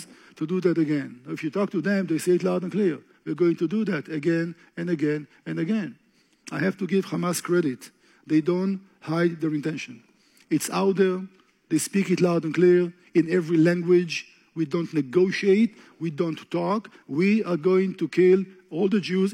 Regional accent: Israel

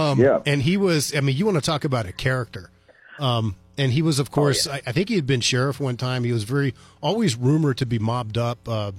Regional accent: United States; moved away; also born or lived in Columbus, Ohio / Kent, Ohio; I grew up right outside of Washington, D.C., and it didn't even occur to me. I'm 50 years old.

